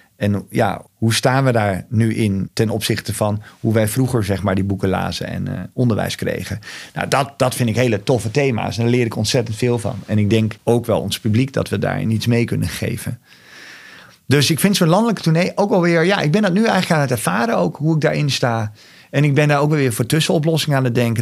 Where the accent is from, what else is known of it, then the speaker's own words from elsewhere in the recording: Overijssel, Netherlands; het is mijn geboortegrond ik voel me hier thuis